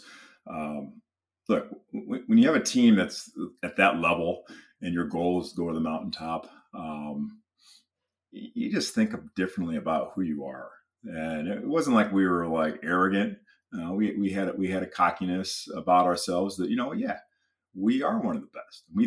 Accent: Michigan, United States; I grew up in Michigan

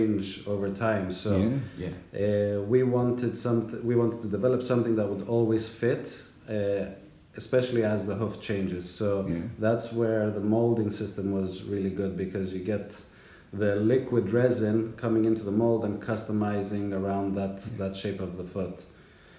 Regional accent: Greece; moved away; I grew up in Greece my whole life.

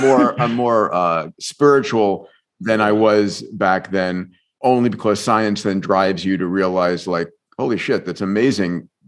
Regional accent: Long Island, New York, United States; also born or lived in Bronx, New York; I was born in the Bronx, grew up in New York, in Long Island

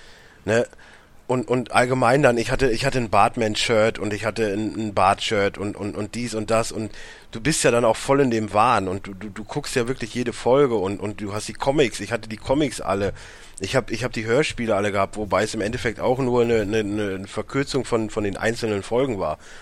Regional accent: Warendorf, North Rhine-Westphalia, Germany; Ich, ich komme aus Warndorf, nicht aus einer Großstadt

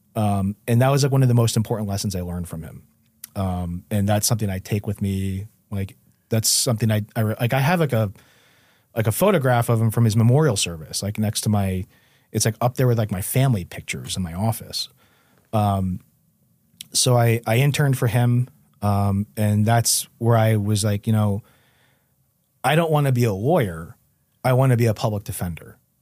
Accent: New Haven, Connecticut, United States; the Westville section of New Haven

